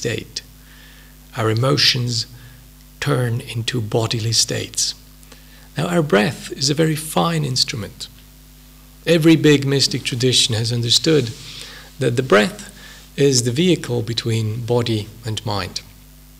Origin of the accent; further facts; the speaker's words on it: Switzerland; English is a second language; moved away as an adult; also born or lived in United Kingdom; I'm a native of a hilly Swiss country somewhere 1,000 kilometers down south